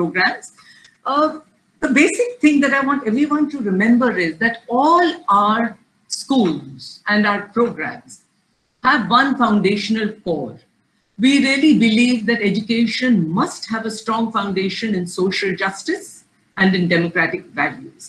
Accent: Lucknow, Uttar Pradesh, India; I'm from Lucknow, UP.

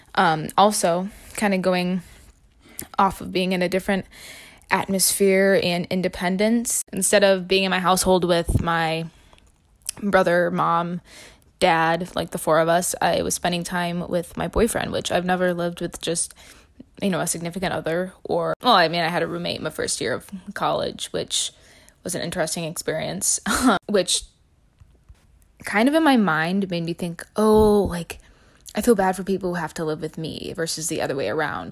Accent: Illinois, United States; I'm from Illinois

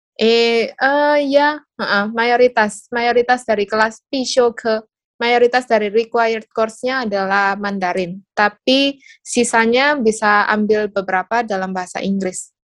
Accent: Surabaya, East Java, Indonesia; moved away as an adult; also born or lived in Taiwan / Dubai; asalnya dari Surabaya

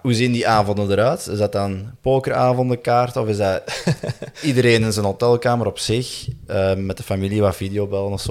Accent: Belgium; we als Belgen

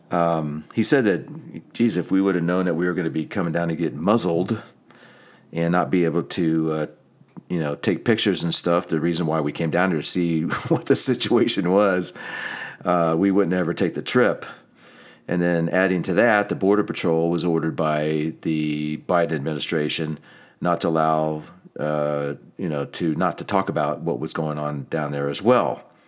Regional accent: just outside of Atlantic City, New Jersey, United States; I grew up in New Jersey, just outside of Atlantic City

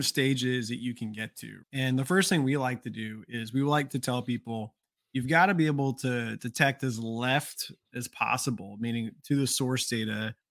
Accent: Georgia, United States; I'm from Georgia

